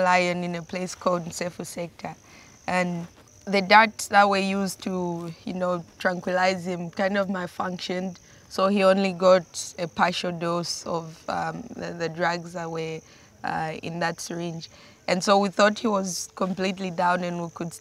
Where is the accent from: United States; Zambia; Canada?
Zambia; Mazabuka, Southern Province; also born or lived in Luangwa Valley, Zambia; So I was born in southern Zambia, in a small sugarcane plantation town called Mazabuka. And then I moved here to the Luangwa Valley when I was 12